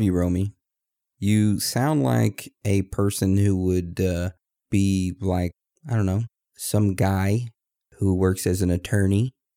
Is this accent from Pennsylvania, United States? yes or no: no; Texas, United States; now in Maine, United States; I'm from Texas. I was born in Texas, raised in Texas, but I'm now living in Maine.